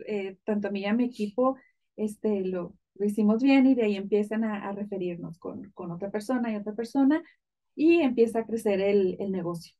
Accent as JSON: {"language": "Spanish", "town": "Ejido Constitución", "region": "Chihuahua", "country": "Mexico", "moved": "yes", "lives_now": "United States", "said": "yo soy del estado de Chihuahua, de un pueblito muy, muy pequeño, de hecho no, no es pueblo, es un ejido, se llama eh, Ejido Constitución"}